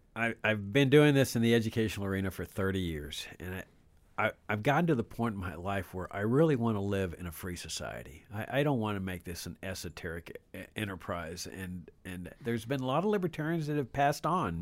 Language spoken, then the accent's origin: English; Laredo, Texas, United States; I grew up in Laredo